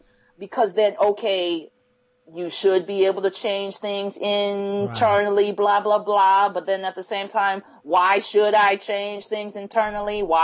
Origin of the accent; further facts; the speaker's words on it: Akron, Ohio, United States; I grew up in Akron, Ohio